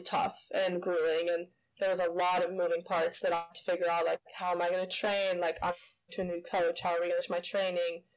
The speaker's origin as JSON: {"language": "English", "region": "Illinois", "country": "United States", "tie": "born or raised there", "also_born_or_lived": "California", "said": "I was born there in Illinois um, started swimming there as well"}